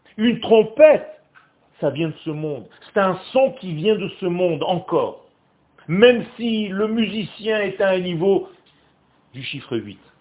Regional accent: Israel; French is a second language; Moi, le français, c'est une langue étrangère pour moi. Je suis israélien.

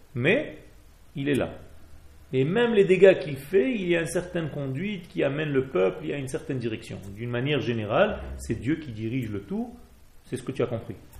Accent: Israel; Je ne suis pas français, je suis né en Israël.

